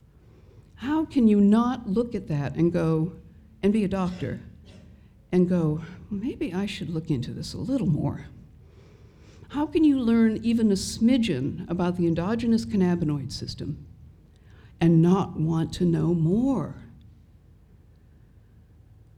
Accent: United States; In my country, in Washington State

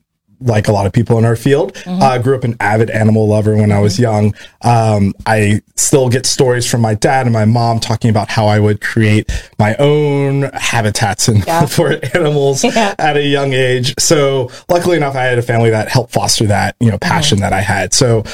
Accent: Virginia, United States; also born or lived in California / Georgia; now in Florida, United States; I'm from Virginia originally.

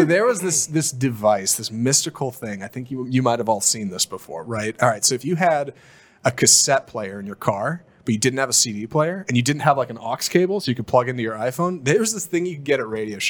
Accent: Houston, Texas, United States; I was in Houston

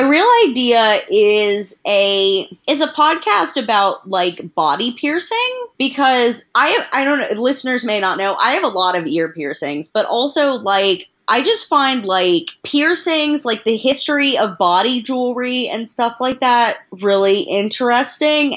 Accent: the South, United States; I grew up in the South

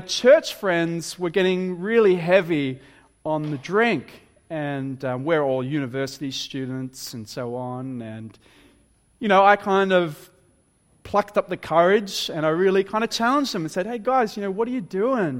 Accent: Wollongong, New South Wales, Australia; moved away; I'm originally from Wollongong

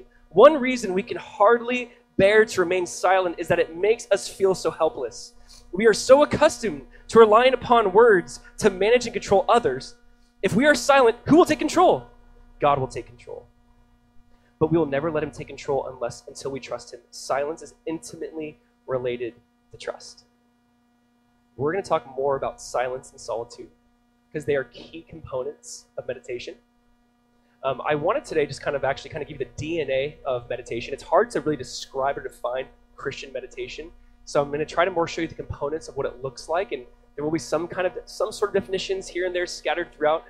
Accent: California, United States; now in South Florida, United States; I grew up in California

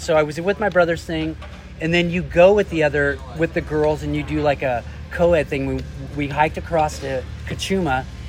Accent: Oxnard, California, United States; Because I was from Oxnard.

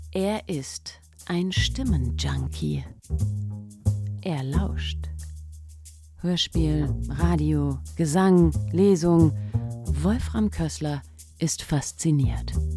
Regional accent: Ochtendung, Rhineland-Palatinate, Germany; moved away; also born or lived in Freiburg; ich bin aufgewachsen in Ochtendungen, das ist in der Vordereifel in Rheinland-Pfalz

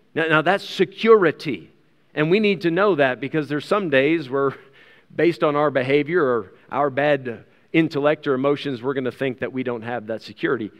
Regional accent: United States; now in South Africa; I still have an American passport. I'm an American citizen.

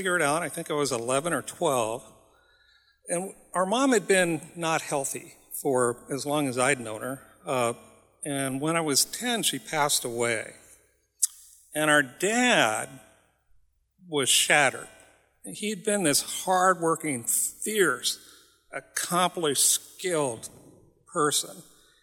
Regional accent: Nome, Alaska, United States; I'm from Nome

